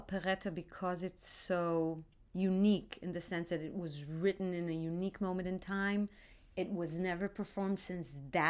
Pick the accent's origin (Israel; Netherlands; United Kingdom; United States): Israel; Tel Aviv, Tel Aviv District; And I grew up in Tel Aviv.